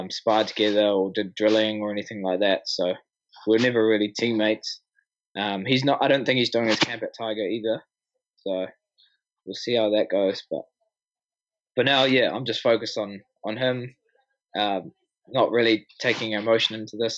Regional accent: Auckland, New Zealand; born or raised there

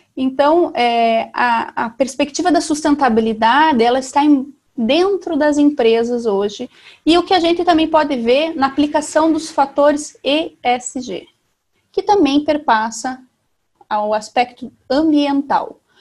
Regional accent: Salgado Filho, Paraná, Brazil; eu sou do Paraná, sou de Salgado Filho, uma cidade de 3.500 habitantes do sudoeste do Paraná

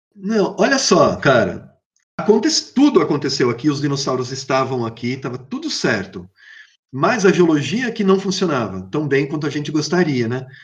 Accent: Brazil; also born or lived in São Paulo; eu sou brasileiro

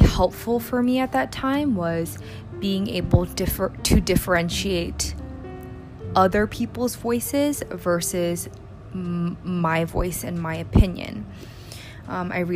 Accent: South Bay, Bay Area, California, United States; moved away as an adult; now in New York City, United States; I am originally from the Bay Area, specifically the South Bay, where I spent the majority of my childhood and my college years.

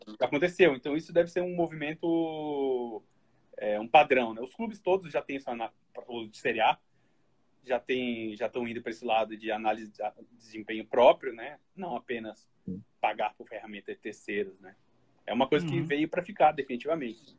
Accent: Florianópolis, Santa Catarina, Brazil; also born or lived in Criciúma; Nasci em Criciúma, mas eu fui novo para Florianópolis.

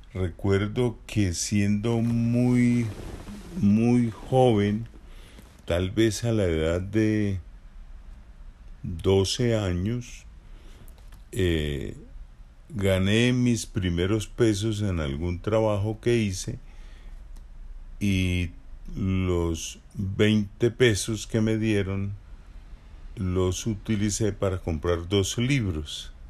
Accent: Barichara, Santander, Colombia; Yo nací en Barichara, en una vereda, es decir, nací en el campo, mis padres eran campesinos

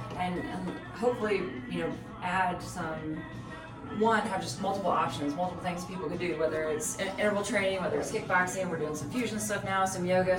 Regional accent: Norman, Oklahoma, United States; also born or lived in Colorado; I grew up here in Norman. Right. So I'm from here.

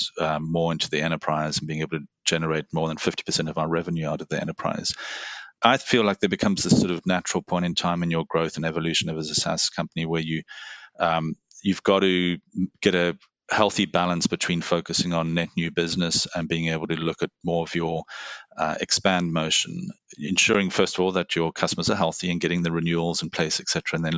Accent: Cape Town, Western Cape, South Africa; moved away as an adult; also born or lived in Singapore; now in Bay Area, United States; I was born in South Africa, grew up in Cape Town

